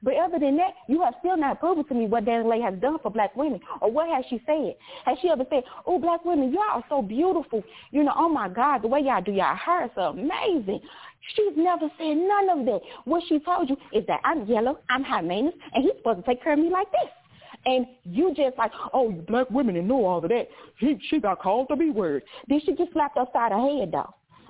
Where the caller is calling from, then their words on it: St. Louis, Missouri, United States; Yeah, because I'm calling from St. Louis, Missouri, you know, so I'm calling from Show Me State.